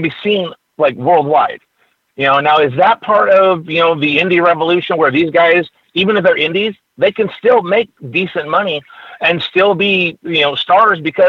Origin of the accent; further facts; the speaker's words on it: California, United States; I'm from California